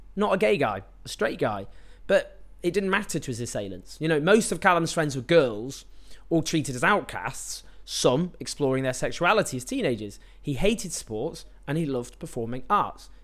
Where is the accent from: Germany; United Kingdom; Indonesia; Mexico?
United Kingdom; Stockport, North West England; I grew up in Stockport in the nineteen nineties